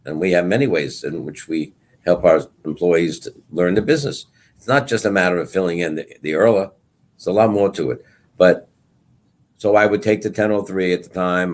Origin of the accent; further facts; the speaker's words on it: Brentwood, New York, United States; also born or lived in Bayside, Queens / Setauket, New York; I grew up in Brentwood, taught in Brentwood